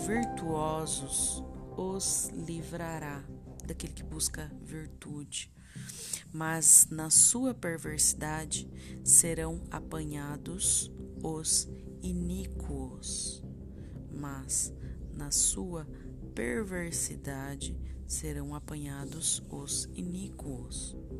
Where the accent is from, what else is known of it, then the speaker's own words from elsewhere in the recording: interior of Paraná, Brazil; also born or lived in Triple Frontier; eu sou daqui do interior do Paraná